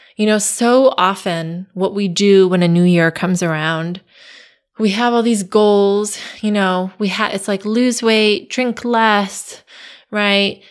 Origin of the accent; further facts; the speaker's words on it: Connecticut, United States; I grew up in Connecticut